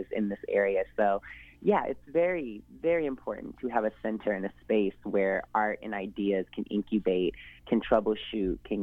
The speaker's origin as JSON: {"language": "English", "town": "Seattle", "region": "Washington", "country": "United States", "tie": "born or raised there", "said": "I am someone who's born and raised in Washington"}